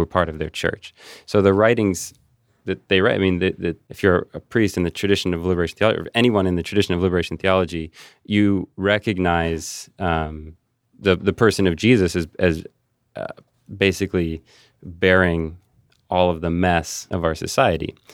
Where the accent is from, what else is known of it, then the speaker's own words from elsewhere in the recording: Cincinnati, Ohio, United States; moved away as an adult; also born or lived in Saint Louis / Kansas City; I grew up in Cincinnati